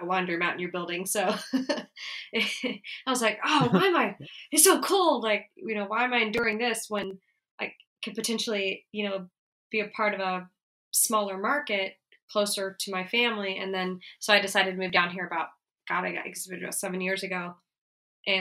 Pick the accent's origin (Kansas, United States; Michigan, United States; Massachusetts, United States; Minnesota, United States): Kansas, United States; also born or lived in New York; now in Atlanta, United States; I grew up in Kansas and we moved down to Atlanta.